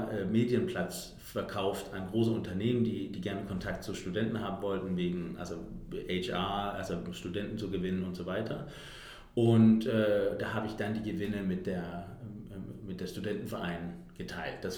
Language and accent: German; Denmark; now in Berlin, Germany; ich bin … und ich habe, ich komme aus Dänemark und habe seit, äh, also ich bin vor acht Jahren nach Deutschland gekommen und habe die ganze Zeit in Berlin gewohnt